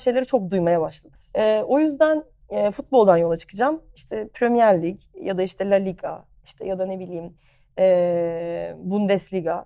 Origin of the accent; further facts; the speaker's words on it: Ayazağa, Istanbul, Turkey; also born or lived in United States / Barcelona, Spain; Ayaza'da büyüdüm.